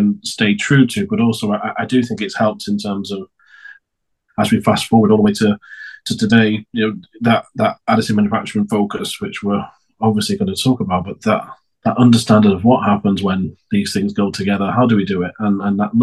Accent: Preston, North West England, United Kingdom; I'm English. I'm not just very good at accents. I'm born and raised in a really small city called Preston.

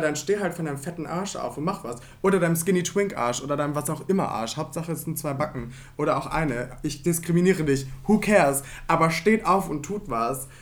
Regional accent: Rhineland-Palatinate, Germany; now in Cologne, Germany; Also ich komme ja eigentlich aus Rheinland-Pfalz.

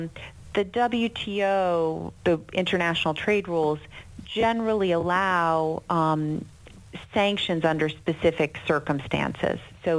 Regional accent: United States; I think, you know, I'm American.

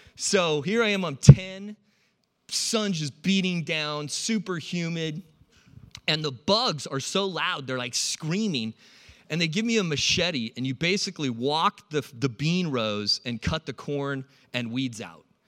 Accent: San Diego, California, United States; also born or lived in Iowa; I grew up in California

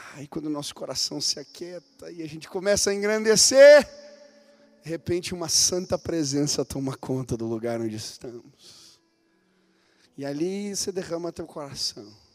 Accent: Brazil; eu sou brasileiro, a minha terra é abençoada, o meu povo é abençoado

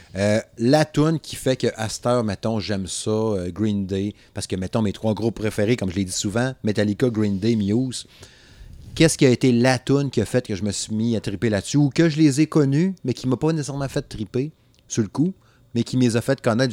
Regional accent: Saguenay, Quebec, Canada; je viens du Saguenay

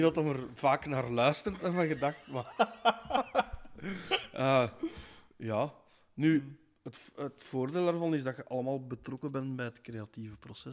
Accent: Kortrijk-Dutsel, Flanders, Belgium; er waren allemaal bands van bij ons in het dorp, vanuit Kortrijk Doetsel

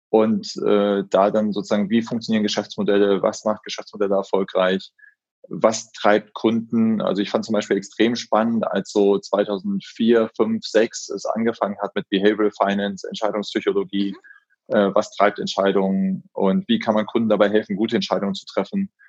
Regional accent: Solingen, North Rhine-Westphalia, Germany; also born or lived in Frankfurt; Ich komme ganz gebürtig aus Solingen, mhm. also die mhm. Messerstadt.

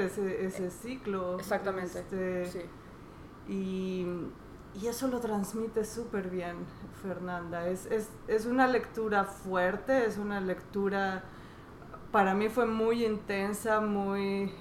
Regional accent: Veracruz, Mexico; Yo soy de Veracruz

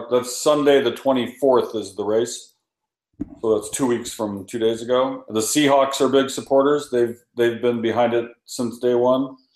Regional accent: Kent, Washington, United States; I grew up in Kent, Washington, on the West Hill, Star Lake.

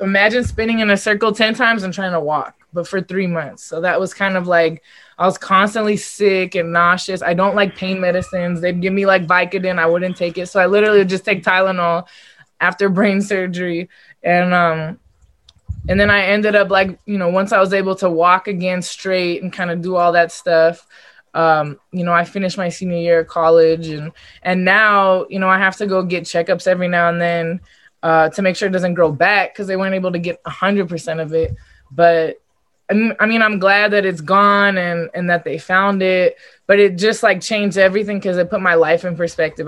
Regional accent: Los Angeles, California, United States; it was in my hometown

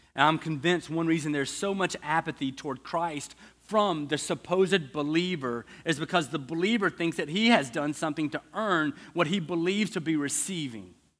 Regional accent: the South, United States; I'm from the South.

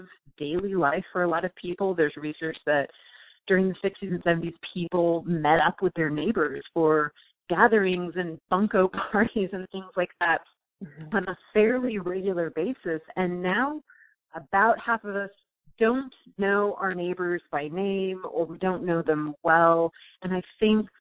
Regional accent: Southern California, United States; moved away as an adult; now in Blacksburg, United States; I grew up in Southern California, never moved a single time

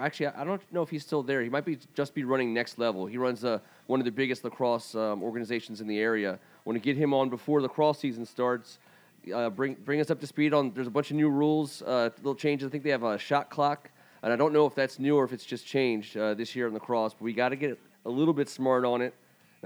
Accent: Dunkirk, Maryland, United States; you're going right through my hometown. Every WCAC school that goes to Ryken, you're going right through Dunkirk.

